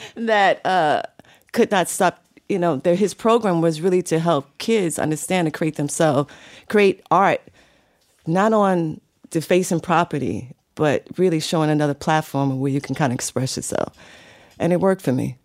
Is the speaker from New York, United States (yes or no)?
yes; New York City, New York, United States; also born or lived in Bronx, New York; I was born in the Bronx, but I was raised in Harlem in Brooklyn.